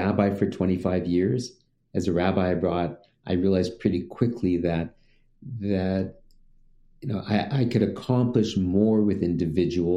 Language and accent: English; Montreal, Quebec, Canada; I'm from Canada, from Montreal